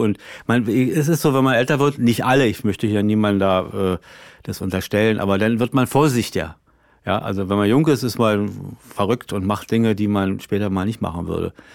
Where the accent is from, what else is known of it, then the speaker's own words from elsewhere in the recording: Berlin, Germany; als Berliner